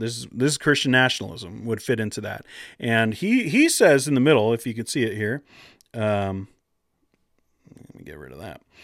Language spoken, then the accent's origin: English; Pacific Northwest, United States; I grew up in the Pacific Northwest.